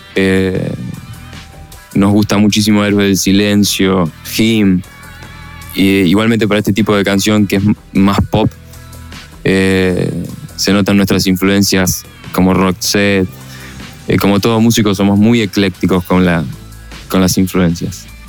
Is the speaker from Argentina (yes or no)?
yes; Buenos Aires, Argentina; Somos una banda de rock de Buenos Aires, Argentina